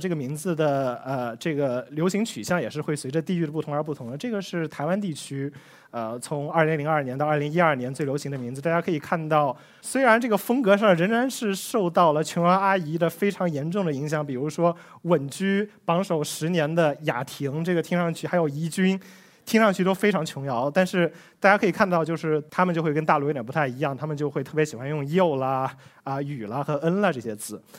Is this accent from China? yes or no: yes; China; 我们中国人的姓相对来说比较少